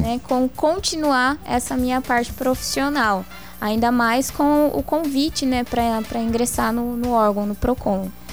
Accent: Várzea Grande, Mato Grosso, Brazil; moved away as an adult; now in Cáceres, Brazil; Eu sou de Varzé Grande, nasci em Varzé Grande

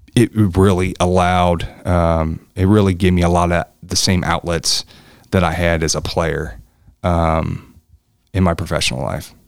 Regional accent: Newport, Kentucky, United States; I grew up in, in, in Newport. I grew up in Campbell County

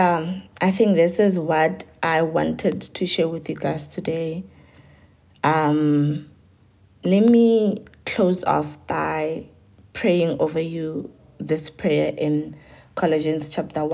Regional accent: Giyani, Limpopo, South Africa; I was born in Giani

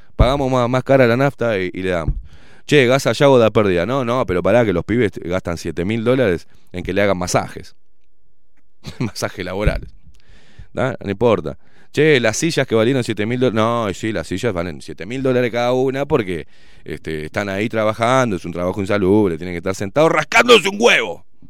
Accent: Uruguay; soy uruguayo

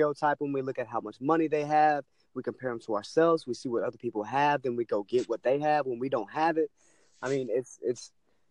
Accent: East Texas, United States; I'm from Texas, East Texas.

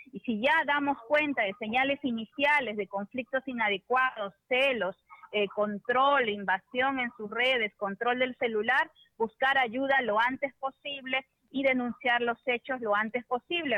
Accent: Peru; Todos como sociedad peruana

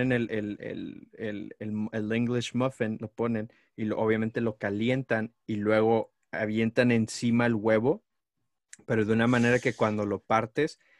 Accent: Mexico; ser mexicano

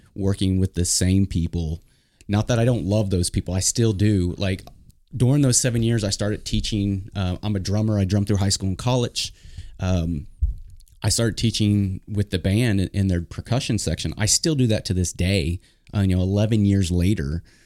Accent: Oklahoma, United States; our families are all back in Oklahoma

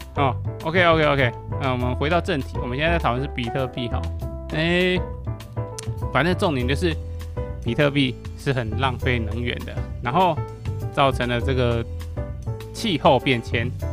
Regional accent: Taiwan; 我使台湾人

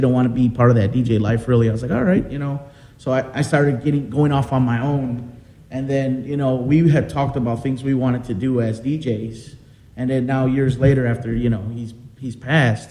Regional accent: Chicago, Illinois, United States; I grew up in Pilsen as a kid.

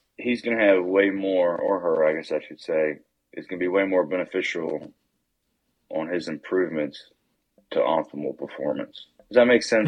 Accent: West Virginia, United States; I'm originally from Norfolk, West Virginia, same place Avery grew up

